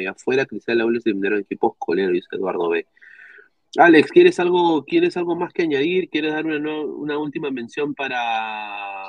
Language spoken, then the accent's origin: Spanish; Peru; como peruanos